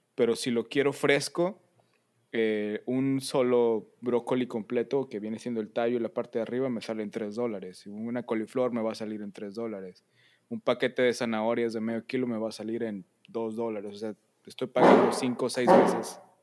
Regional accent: Monterrey, Nuevo León, Mexico; puros chavos de Monterrey que llegamos ahí

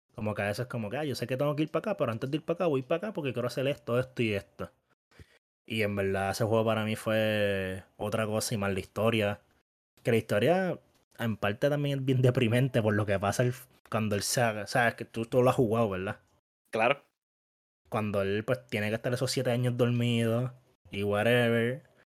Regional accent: Bayamón, Puerto Rico; todos somos de Bayamón, nos criamos en Bayamón

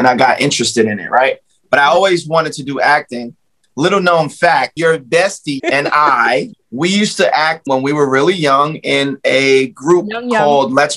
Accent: New York City, New York, United States; the three of us are from East New York

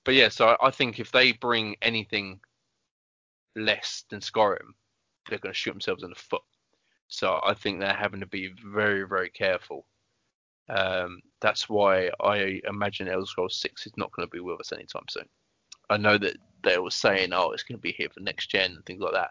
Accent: United Kingdom; I'm British.

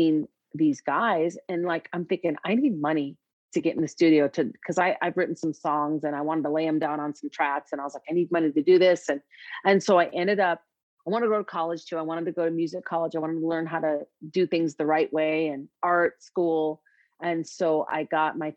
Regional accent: Minneapolis, Minnesota, United States; I'm from Minneapolis

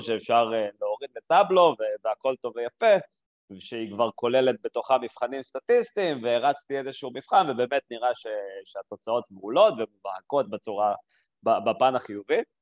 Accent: Binyamina, Haifa District, Israel; moved away as an adult; also born or lived in Jerusalem; now in Tel Aviv, Israel; גדלתי בבנימינה, בכפר

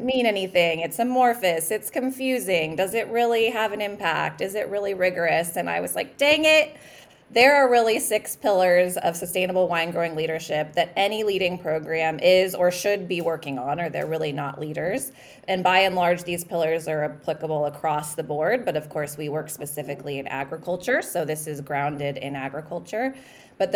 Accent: Napa Valley, California, United States; I'm actually from Napa Valley. I'm from the wine country.

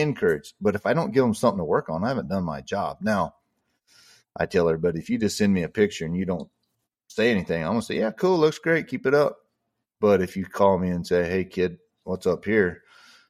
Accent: Texas, United States; I'm from Texas

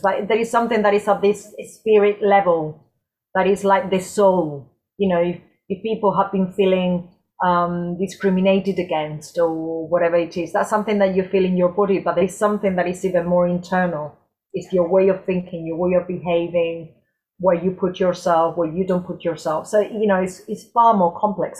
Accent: Córdoba, Andalusia, Spain; moved away as an adult; now in United Kingdom; I'm originally from Cordoba, from the south of Spain.

